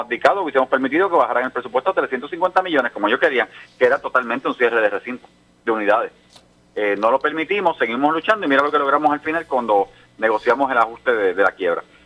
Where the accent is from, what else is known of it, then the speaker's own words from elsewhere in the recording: Jayuya, Puerto Rico; en mi pueblo de Jayuya